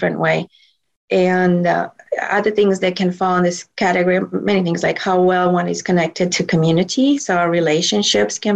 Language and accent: English; Romania; moved away; I grew up in Romania where we used plant medicine for most ailments